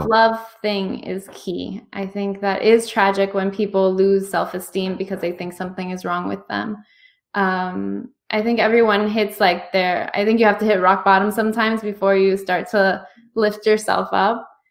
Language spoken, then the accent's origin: English; United States; my background is I'm Cuban American, um, first person born in this country